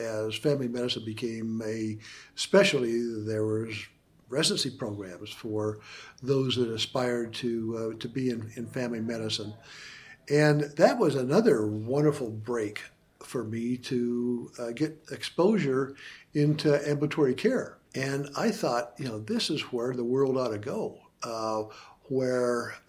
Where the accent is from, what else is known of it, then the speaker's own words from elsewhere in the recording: Idaho, United States; When I was in Vietnam, I found myself missing Idaho, my hometown, my home state, more than I thought I would.